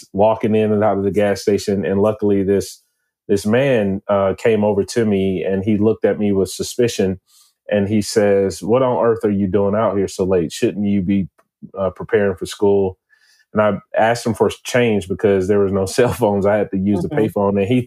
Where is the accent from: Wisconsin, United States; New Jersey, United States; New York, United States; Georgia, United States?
Georgia, United States; Atlanta; I'm actually from Atlanta, Georgia. I've been here my entire life.